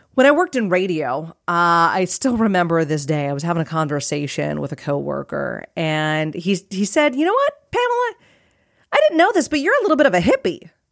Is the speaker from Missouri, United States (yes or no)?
no; Phoenix area, Arizona, United States; I live in a beige track home